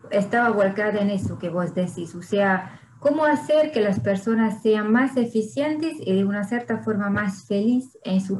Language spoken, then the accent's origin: Spanish; Hungary; Spanish is a second language; moved away as an adult; also born or lived in France / Brazil; Soy húngara y francesa